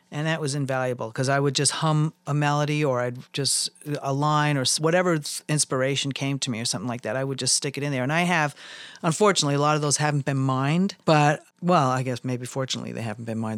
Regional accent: New York, United States; also born or lived in Jerome, Arizona; now in Tucson, United States; growing up in New York

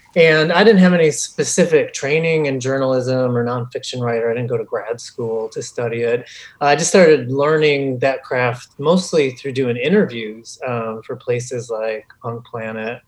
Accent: Chicago, Illinois, United States; as a Chicagoan and a, a lifelong progressive

